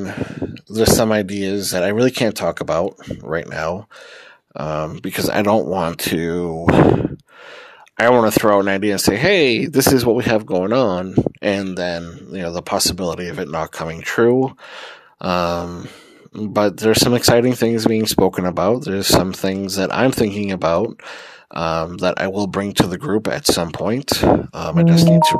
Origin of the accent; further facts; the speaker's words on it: Massachusetts, United States; moved away as an adult; I was born and raised in Massachusetts, but I haven't been a resident of Massachusetts in I don't know how long